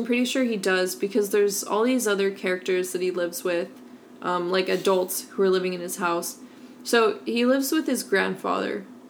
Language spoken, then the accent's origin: English; Oregon, United States; we're both from Oregon